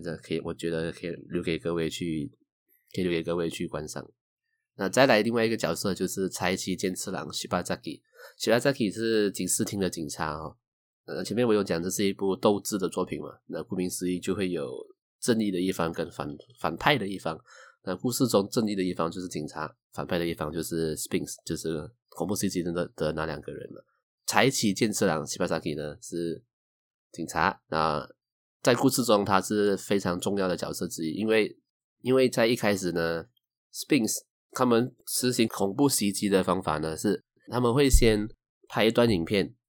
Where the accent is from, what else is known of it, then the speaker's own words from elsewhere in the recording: Malaysia; 我是来自马来西亚的九零后上班族